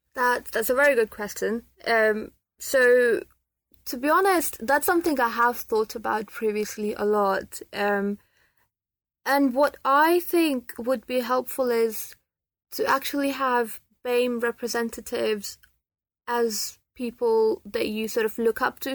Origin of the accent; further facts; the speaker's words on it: Pakistan; now in United Kingdom; I'm from Pakistan and I'm a Muslim